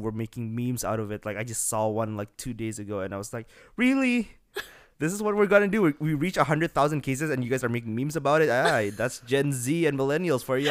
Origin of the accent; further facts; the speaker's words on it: Bekasi, West Java, Indonesia; now in Singapore; I'm from Bekasi, which is a very small city right next to Jakarta